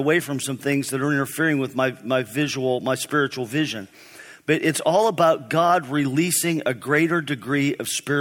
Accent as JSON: {"language": "English", "town": "East Brady", "region": "Pennsylvania", "country": "United States", "tie": "born or raised there", "said": "I grew up in East Brady, Pennsylvania, small town north of Pittsburgh."}